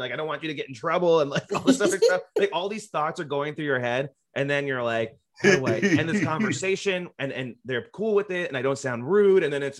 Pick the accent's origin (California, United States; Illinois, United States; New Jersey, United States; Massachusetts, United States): New Jersey, United States; Because I'm from here. I'm from New Jersey. Like, I grew up in the Northeast.